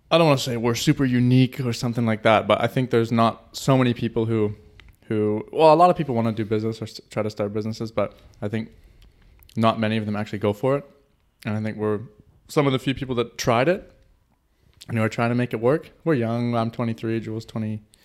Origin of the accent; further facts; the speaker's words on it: Canada; moved away as an adult; now in Germany; I'm from Canada, by the way, to throw that out there. And two years ago, I moved to Germany.